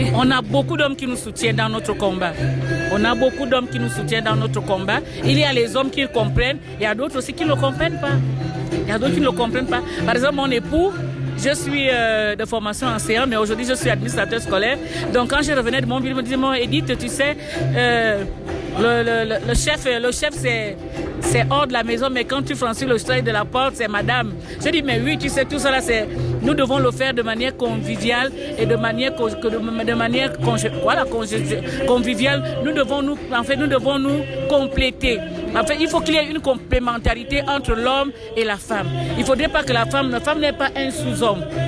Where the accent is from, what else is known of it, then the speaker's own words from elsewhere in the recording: Gabon; je suis gabonaise, je reviens du centre de l'Afrique.